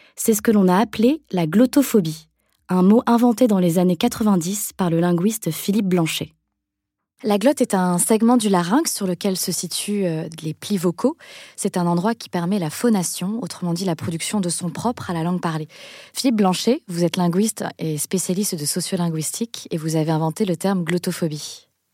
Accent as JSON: {"language": "French", "town": "Lille", "region": "Hauts-de-France", "country": "France", "tie": "born or raised there", "said": "Je suis née à Lille, dans le nord de la France"}